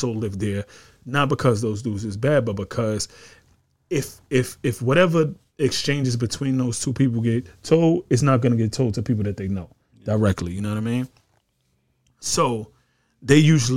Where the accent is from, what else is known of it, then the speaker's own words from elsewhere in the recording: New York, United States; I was from New York